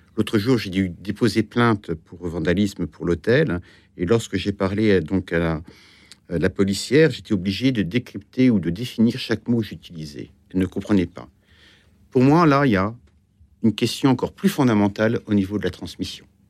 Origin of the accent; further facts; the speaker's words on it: Granville, Normandy, France; also born or lived in Brittany; now in Paris, France; j'ai grandi en Normandie